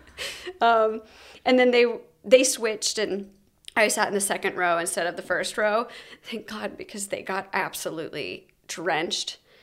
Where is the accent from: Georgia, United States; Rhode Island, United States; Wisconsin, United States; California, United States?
Georgia, United States; I'm from Georgia